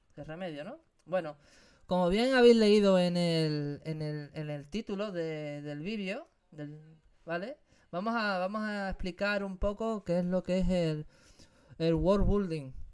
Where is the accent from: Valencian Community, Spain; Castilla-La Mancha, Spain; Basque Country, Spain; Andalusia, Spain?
Andalusia, Spain; Algeciras; moved away; en mi tierra, en Andalucía, en Algeciras, Cádiz.